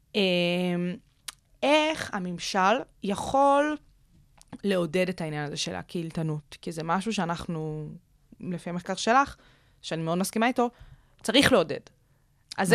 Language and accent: Hebrew; Israel; אצלנו בישראל